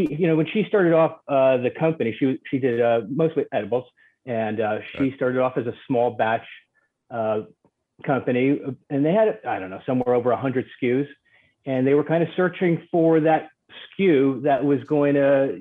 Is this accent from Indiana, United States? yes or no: no; New York, United States; I grew up in New York